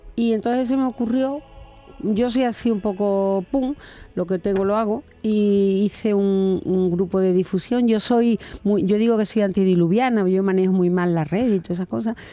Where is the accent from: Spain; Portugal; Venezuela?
Spain; Cabezas Rubias, Andalusia; en mi pueblo, en, bueno, en, mi pueblecito Cabeza Rubia, en Huelva, cuando era jovencita